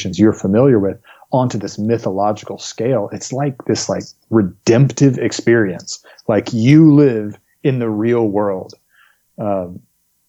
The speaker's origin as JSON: {"language": "English", "region": "the South", "country": "United States", "tie": "born or raised there", "said": "growing up in the South"}